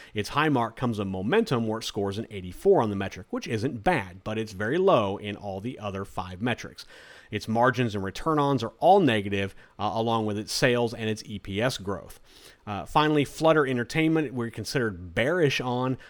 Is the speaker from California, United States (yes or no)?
no; Florida, United States; my home state of Florida